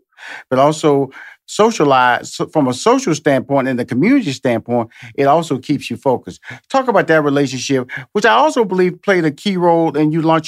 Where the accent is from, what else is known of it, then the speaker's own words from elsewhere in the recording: Houston, Texas, United States; Okay, that's my hometown. That's Houston, Texas.